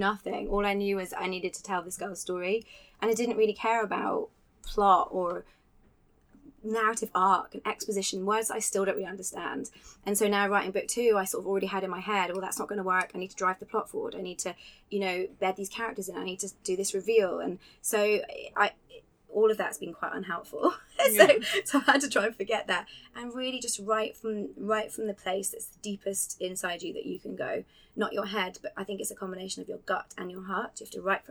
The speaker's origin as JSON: {"language": "English", "region": "Scotland", "country": "United Kingdom", "tie": "born or raised there", "moved": "as an adult", "said": "I moved to Scotland when I was 5 and grew up there for 20 years"}